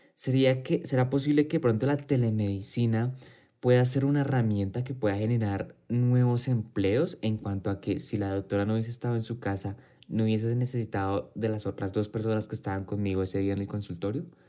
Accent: Colombia

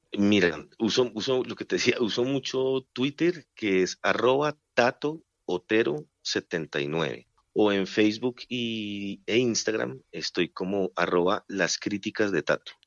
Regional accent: Colombia; nosotros también como colombianos somos regionalistas

